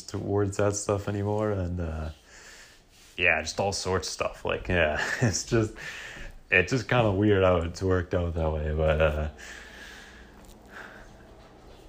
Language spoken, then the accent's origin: English; Vancouver, British Columbia, Canada; I'm from Vancouver